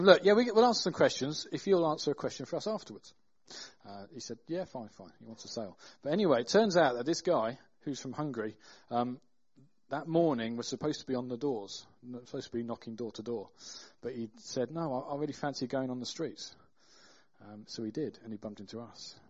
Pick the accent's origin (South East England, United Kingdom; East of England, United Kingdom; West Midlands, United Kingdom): West Midlands, United Kingdom; Burton upon Trent; we're from Burton.